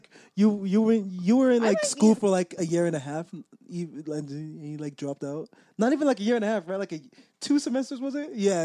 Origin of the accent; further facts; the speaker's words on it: New York City, New York, United States; also born or lived in Japan; I am very jaded living here all my life